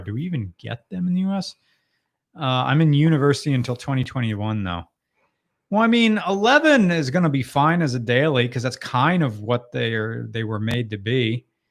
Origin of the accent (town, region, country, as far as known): United States